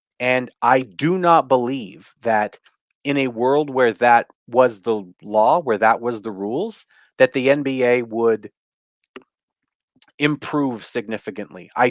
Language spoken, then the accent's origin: English; Canada; I'm Canadian. I'm not talking as an American